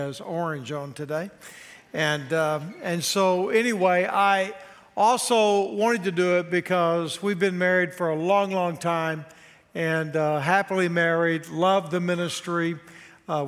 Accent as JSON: {"language": "English", "region": "Texas", "country": "United States", "moved": "yes", "lives_now": "Nashville, United States", "said": "We're both from Texas"}